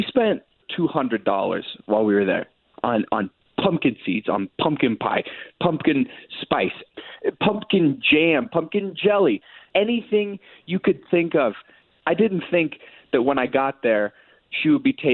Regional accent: Key West, Florida, United States; I grew up in Key West.

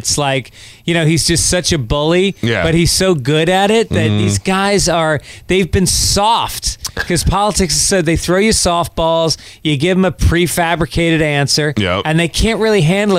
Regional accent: New York, United States; I grew up in New York

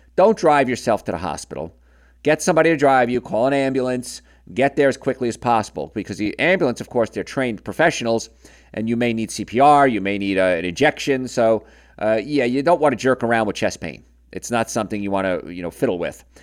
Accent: Hoboken, New Jersey, United States; We're both from Hoboken

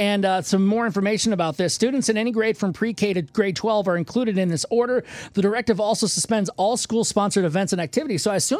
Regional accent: Michigan, United States; now in San Antonio, United States; I'm from Michigan, where I was born

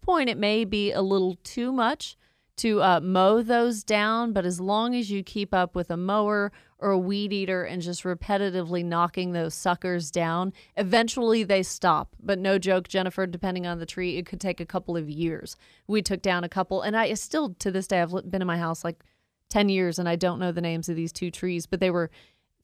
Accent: Woodstock, Georgia, United States; also born or lived in Athens, Georgia; Born and raised in Georgia, I have never left. I went from Woodstock to Athens, back to Woodstock.

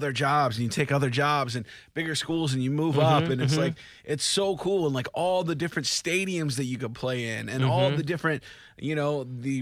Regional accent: Kansas City, Missouri, United States; I'm from Kansas City

